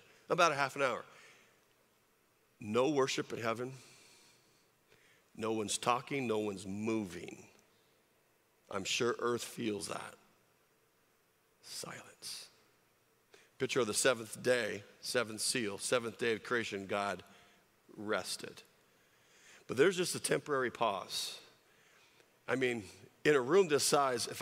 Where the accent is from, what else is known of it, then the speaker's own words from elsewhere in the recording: California, United States; moved away; I grew up in California